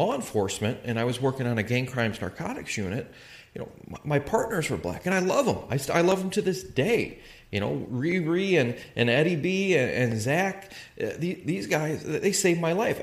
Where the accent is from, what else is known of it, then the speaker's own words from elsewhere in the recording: Calumet City, Illinois, United States; I grew up in Calumet City, Illinois.